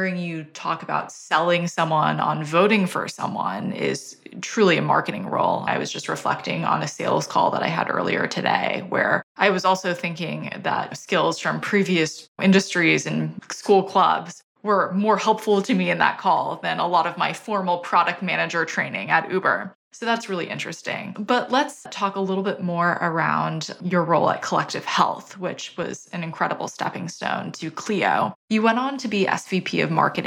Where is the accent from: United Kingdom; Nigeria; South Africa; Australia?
Australia; now in United States; I'm originally from Australia